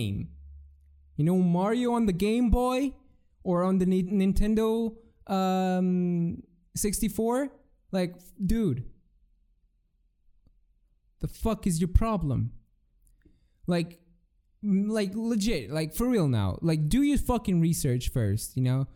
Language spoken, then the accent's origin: English; Portugal; I'm from Portugal